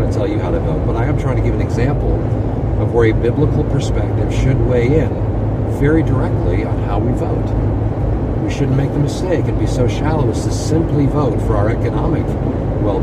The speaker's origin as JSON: {"language": "English", "country": "United States", "said": "my citizenship in as an American"}